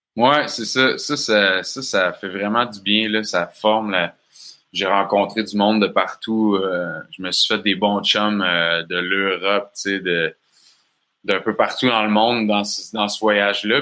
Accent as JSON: {"language": "French", "area": "Bas-Saint-Laurent", "region": "Quebec", "country": "Canada", "tie": "born or raised there", "accent": "Québécois", "said": "je viens du Bas-Saint-Laurent. Mes parents, ils ont une ferme d'alimentation biologique dans le coin. Fait que j'ai grandi sur une ferme"}